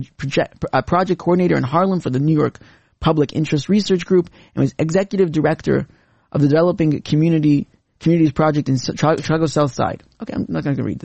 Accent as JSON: {"language": "English", "country": "Canada", "tie": "born or raised there", "said": "Growing up in Canada"}